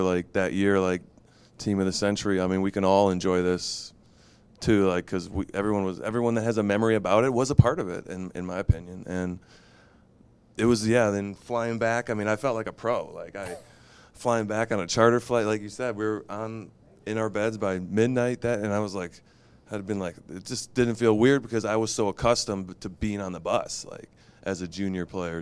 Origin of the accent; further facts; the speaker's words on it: United States; I'm, I'm an American, but I'm also dual citizen